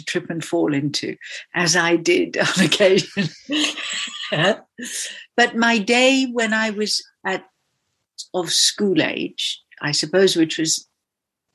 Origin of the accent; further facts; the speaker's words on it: Kalahari Desert, Northern Cape, South Africa; I was born in the Kalahari Desert, which was a magical place